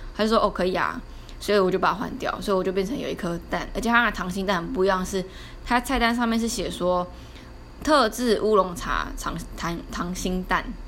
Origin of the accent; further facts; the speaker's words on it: Taiwan; 我们台湾人